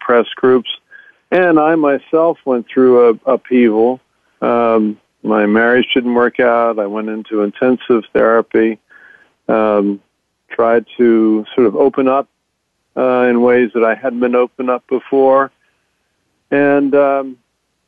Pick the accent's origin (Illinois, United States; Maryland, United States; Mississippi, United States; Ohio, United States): Maryland, United States; Baltimore; I'm from Baltimore. Grew up in Baltimore